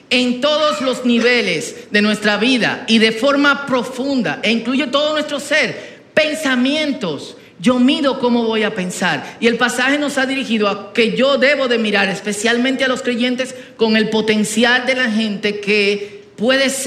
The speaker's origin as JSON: {"language": "Spanish", "town": "Herrera", "region": "Distrito Nacional", "country": "Dominican Republic", "tie": "born or raised there", "said": "Bueno, yo crecí en Herrera, en los cumpleaños del barrio, eh, en los tiempos de mi abuela, los bailadores, eh, de niño yo estaba ahí."}